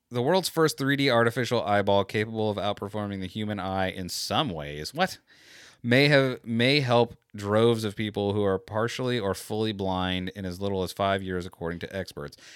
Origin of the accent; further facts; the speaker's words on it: United States; I'm American.